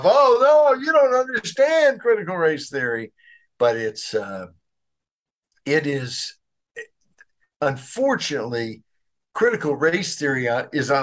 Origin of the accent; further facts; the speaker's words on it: Arkansas, United States; I grew up in Arkansas